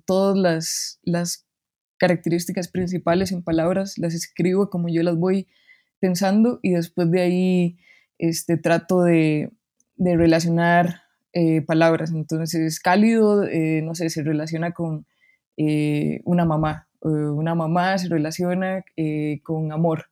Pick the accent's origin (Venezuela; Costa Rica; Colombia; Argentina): Costa Rica; Barva, Heredia; moved away as an adult; now in Mexico City, Mexico; soy de Barba Heredia